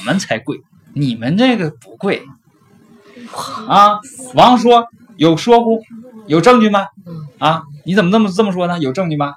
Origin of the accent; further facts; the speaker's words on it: China; 我们中国人